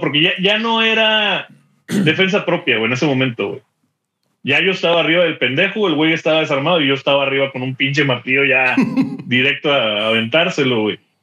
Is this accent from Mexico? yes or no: yes; Mexico; moved away as an adult; also born or lived in Houston; now in Dallas, United States; soy mexicano.